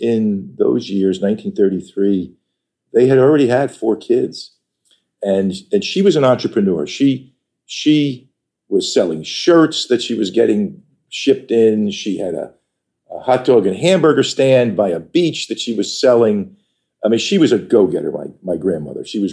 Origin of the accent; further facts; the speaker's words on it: Patchogue, New York, United States; now in Northern Virginia, United States; I grew up on Long Island in a town called Patchogue.